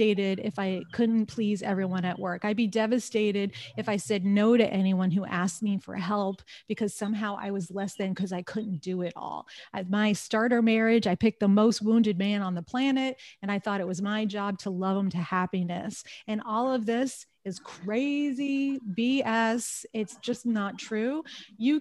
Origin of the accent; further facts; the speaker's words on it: New York, United States; moved away as an adult; also born or lived in California; I grew up in New York